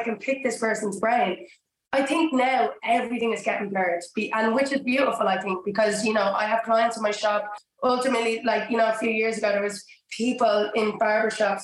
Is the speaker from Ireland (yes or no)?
yes; Dublin, Leinster, Ireland; moved away as an adult; also born or lived in Georgia, United States; now in London, United Kingdom; I grew up in Dublin in Ireland